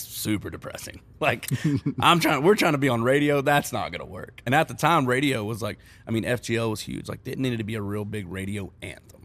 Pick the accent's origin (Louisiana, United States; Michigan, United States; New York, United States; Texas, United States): Texas, United States; moved away as an adult; now in Nashville, United States; growing up in Texas